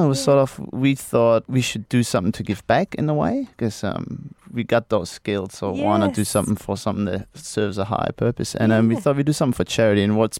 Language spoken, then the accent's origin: English; Germany; English is a second language; I was born in Germany.